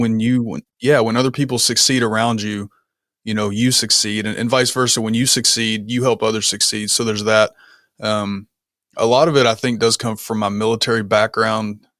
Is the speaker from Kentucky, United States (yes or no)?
yes; Kentucky, United States; moved away as an adult; also born or lived in Germany; I was born and raised in a small town in Kentucky that probably nobody's really heard of.